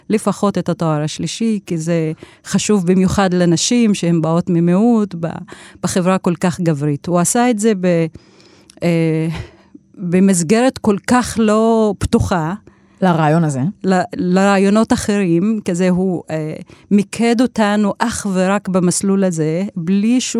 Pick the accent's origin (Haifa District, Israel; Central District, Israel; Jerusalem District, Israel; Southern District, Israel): Central District, Israel; Tira; כן, זה מתחיל בטירה, וזה עדיין בטירה. אני נולדתי בטירה למשפחה של אבא שהוא אה, ניהל את אה, מערכת החינוך אה, אז בכפר טירה, עכשיו זה נקרא עיר טירה.